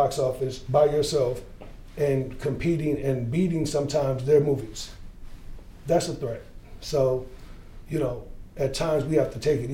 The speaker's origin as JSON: {"language": "English", "town": "Gary", "region": "Indiana", "country": "United States", "said": "I came from Gary. I lived in housing projects"}